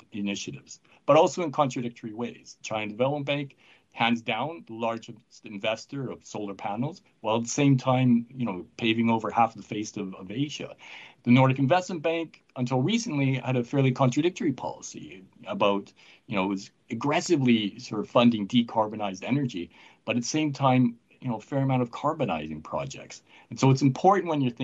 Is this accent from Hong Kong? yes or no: no; Canada; I'm from Canada